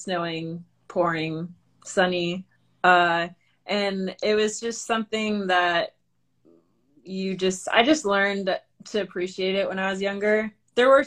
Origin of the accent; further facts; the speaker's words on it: New Hampshire, United States; now in Bozeman, United States; I'm originally from New Hampshire. Right now I'm living in Bozeman, Montana